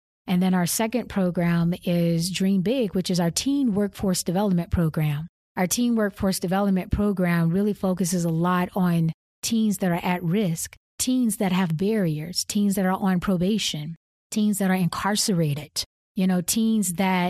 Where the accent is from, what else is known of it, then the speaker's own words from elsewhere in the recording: Arkansas, United States; It's what I experienced, you know, growing up in Southwest Arkansas.